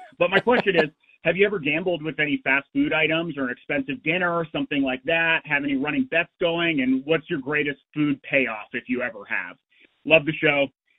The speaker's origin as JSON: {"language": "English", "town": "Houston", "region": "Texas", "country": "United States", "tie": "born or raised there", "lives_now": "Montana, United States", "said": "in Montana. I grew up in Houston"}